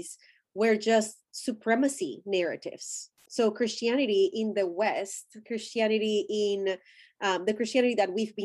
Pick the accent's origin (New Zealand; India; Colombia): Colombia; my ethnicity is I'm Colombian. I'm Latin American. That's my ethnicity.